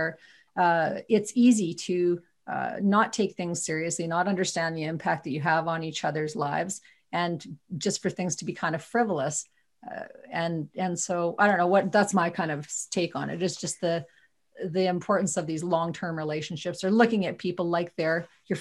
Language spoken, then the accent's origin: English; Viking, Alberta, Canada; I'm from Viking, Alberta.